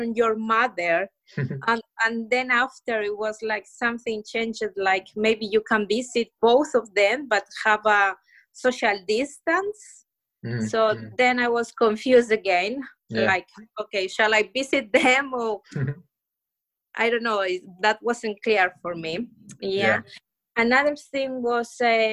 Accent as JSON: {"language": "English", "country": "Ecuador", "second_language": "English", "moved": "yes", "lives_now": "United Kingdom", "said": "I come from Ecuador"}